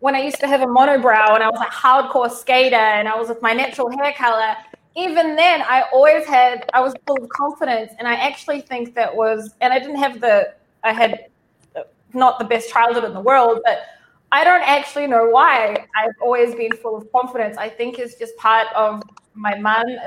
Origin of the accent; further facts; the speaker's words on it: New Zealand; I grew up in New Zealand to Israeli parents